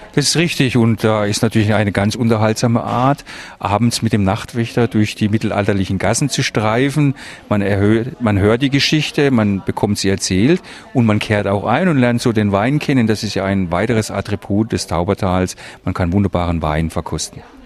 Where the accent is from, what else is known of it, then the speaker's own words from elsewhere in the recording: Wertheim, Baden-Württemberg, Germany; das ist meine Heimatstadt